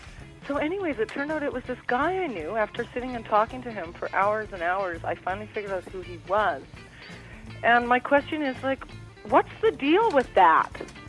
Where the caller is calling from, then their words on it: Vancouver, British Columbia, Canada; right now that's in Vortex in Vancouver